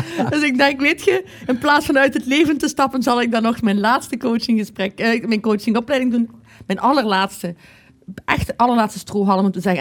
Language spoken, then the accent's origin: Dutch; Maasmechelen, Flanders, Belgium; Ik kom van Maasmechelen